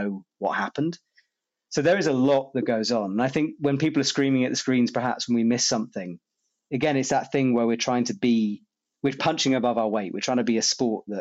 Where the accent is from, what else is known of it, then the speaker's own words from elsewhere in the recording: United Kingdom; moved away as an adult; now in France; I am British